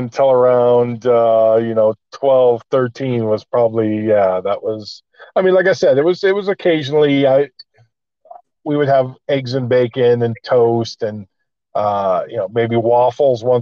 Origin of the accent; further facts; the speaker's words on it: Mount Clemens, Michigan, United States; moved away as an adult; also born or lived in Las Vegas, Nevada / Pasadena, California; now in Glendale, United States; Originally from Mount Clemens, Michigan. I grew up in Michigan.